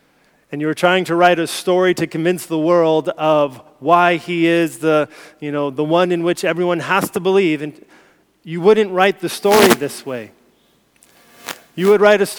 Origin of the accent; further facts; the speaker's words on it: United States; moved away; as an American, as an outsider